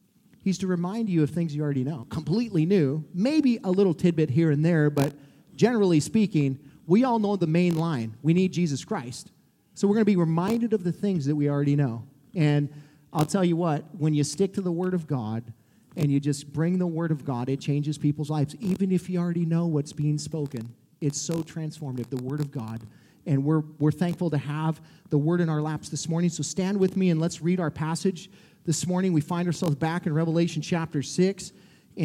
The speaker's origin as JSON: {"language": "English", "region": "Montana", "country": "United States", "moved": "yes", "lives_now": "Columbia, United States", "said": "I'm from Montana, so my wife had to drag me back home here"}